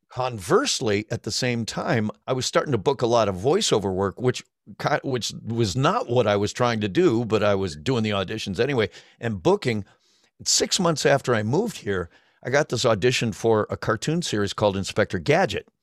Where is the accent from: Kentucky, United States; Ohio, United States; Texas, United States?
Ohio, United States; Cleveland; moved away as an adult; also born or lived in Denver, Colorado; I had moved to Cleveland when I was seven from Denver, so, so, and I, you know, pretty much grown up there as well